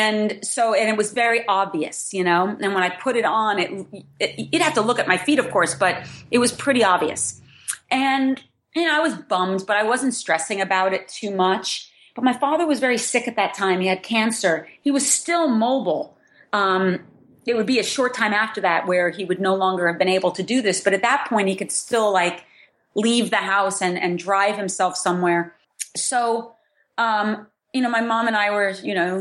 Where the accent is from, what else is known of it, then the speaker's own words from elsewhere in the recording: New Jersey, United States; Growing up in New Jersey, growing up and not really having any kind of formal education